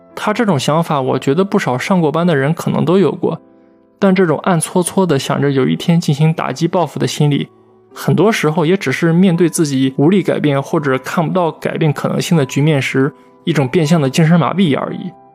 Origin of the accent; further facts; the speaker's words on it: China; 我们大陆这边最近几十年其实状况也差不多